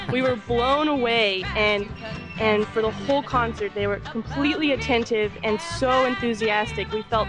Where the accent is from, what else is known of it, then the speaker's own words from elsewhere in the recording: Loveland, Colorado, United States; I'm from Loveland, Colorado.